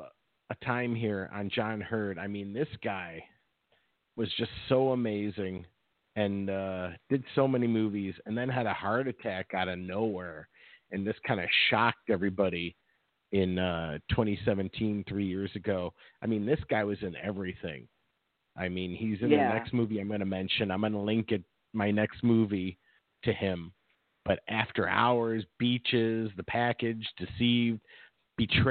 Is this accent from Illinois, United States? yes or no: yes; Chicago, Illinois, United States; growing up in Chicago